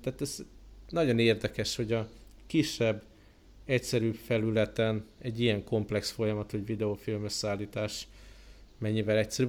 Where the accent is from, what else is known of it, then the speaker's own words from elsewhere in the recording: Budapest, Hungary; moved away; otthon Budapesten